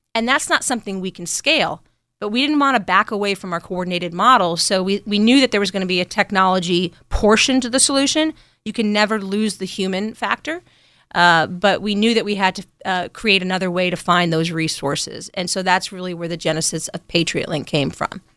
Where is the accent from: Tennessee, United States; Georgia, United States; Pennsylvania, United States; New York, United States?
New York, United States; moved away as an adult; also born or lived in Berkeley, California / Lawton, Oklahoma; I grew up in New York.